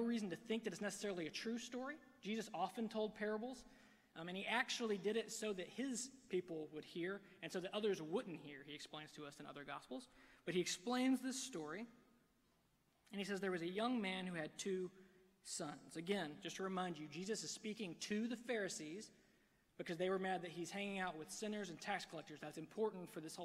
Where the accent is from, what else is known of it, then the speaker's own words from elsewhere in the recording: Alabama, United States; I'm from Alabama